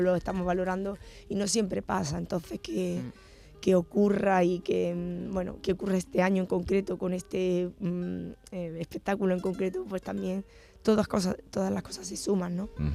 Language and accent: Spanish; Granada, Andalusia, Spain; mi tierra me ha influido mucho